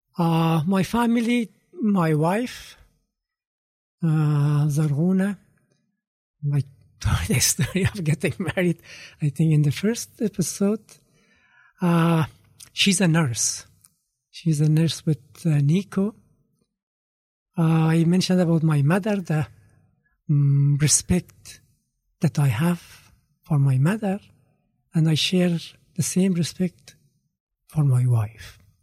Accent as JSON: {"language": "English", "region": "Kabul", "country": "Afghanistan", "tie": "born or raised there", "moved": "yes", "said": "Growing up in Kabul, in 1960s and 70s"}